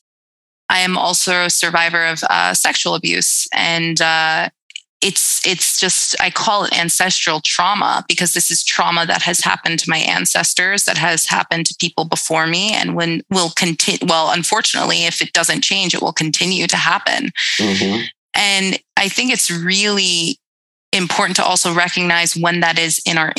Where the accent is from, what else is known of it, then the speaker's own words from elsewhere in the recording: Brentwood, New York, United States; I grew up on Long Island